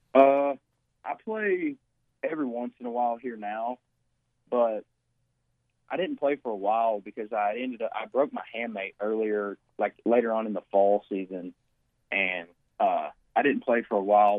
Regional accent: Batesville, Arkansas, United States; growing up in Batesville, it was probably one of the best things for me

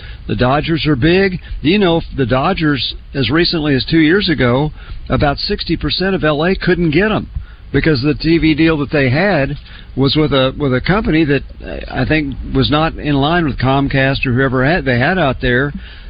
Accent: Oklahoma City, Oklahoma, United States; I grew up in Oklahoma City

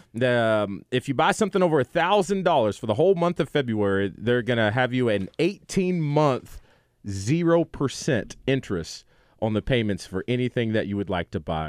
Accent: the South, United States; We're from the South

